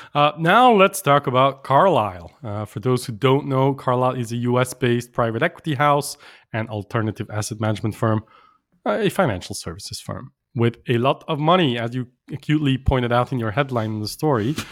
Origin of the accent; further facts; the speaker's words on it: Brussels, Brussels-Capital Region, Belgium; they're based in Brussels, my hometown